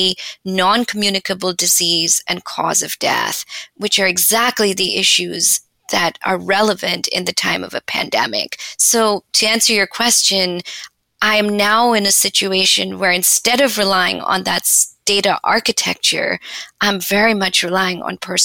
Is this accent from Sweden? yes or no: no; India; moved away; I grew up in India